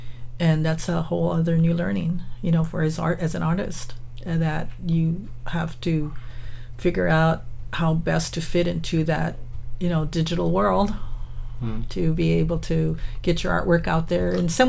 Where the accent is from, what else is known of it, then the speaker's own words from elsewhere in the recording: Salinas, California, United States; I was born in Salinas. And as you know, it's like 50 miles south of San Jose here. And but my my grandparents and my parents were migrant workers up until I was about I would say about 10 or 11 years old